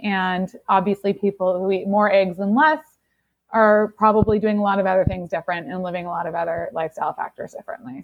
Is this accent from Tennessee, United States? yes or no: no; Seattle, Washington, United States; I grew up grunge in the Seattle in Seattle in the '90s